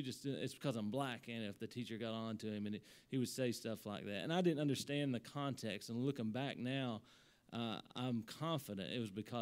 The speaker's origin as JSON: {"language": "English", "town": "Salyersville", "region": "Kentucky", "country": "United States", "tie": "born or raised there", "also_born_or_lived": "Columbus, Ohio", "said": "I grew up in Sarrysville, Kentucky, primarily a white community"}